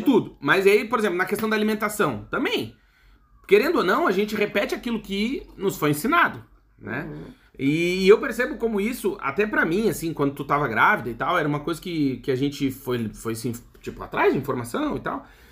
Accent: Brazil; moved away; Eu tô falando aqui como brasileiro

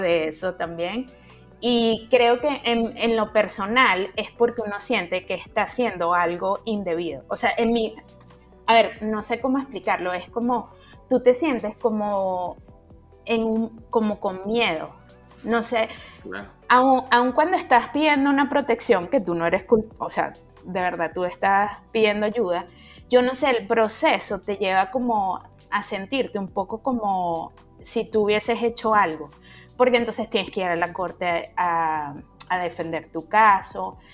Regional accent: Caracas, Capital District, Venezuela; moved away as an adult; now in Canada; yo soy venezolana, caraqueña

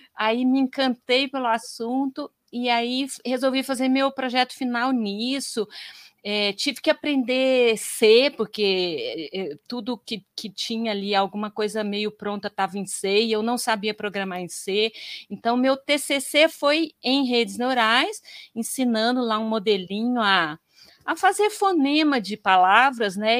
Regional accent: Goiás, Brazil; moved away as an adult; also born or lived in Campinas; lá em Goiás, né, porque eu sou de Goiás

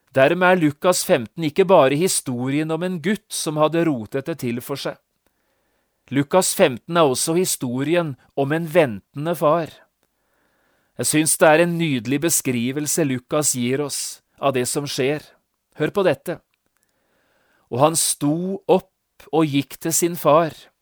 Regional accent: Notodden, Telemark, Norway; hjemme på Notodden

